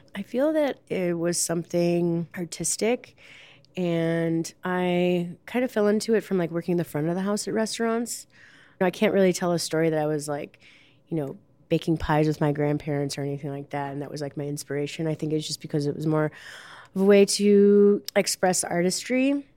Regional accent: Wilmette, Illinois, United States; now in Chicago, United States; I'm from Wilmette, but have been living in Chicago for over 20 years

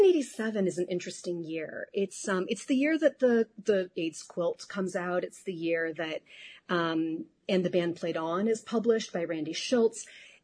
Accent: Chicago, Illinois, United States; I'm from Chicago

